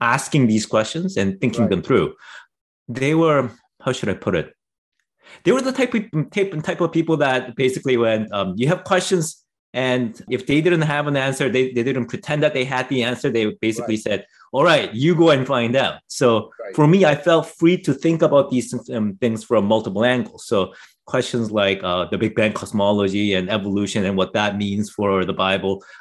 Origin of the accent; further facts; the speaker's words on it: Canada; also born or lived in South Korea; I was raised in Canada, but I came here when I was pretty young